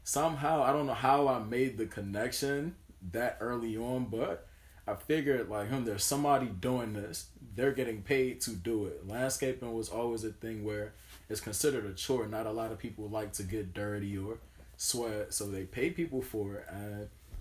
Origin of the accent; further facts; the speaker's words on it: Maryland, United States; I was born and raised in Maryland, not too far from here, actually